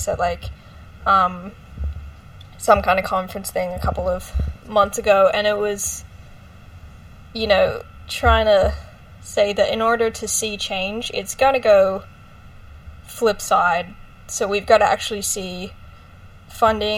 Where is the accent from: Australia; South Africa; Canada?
Australia; because I'm from Australia